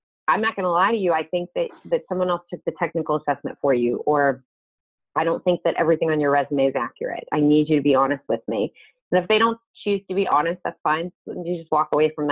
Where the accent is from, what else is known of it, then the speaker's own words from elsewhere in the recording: southwestern Pennsylvania, United States; I grew up in a very small town called Deanston Borough. It's southwestern Pennsylvania, almost into West Virginia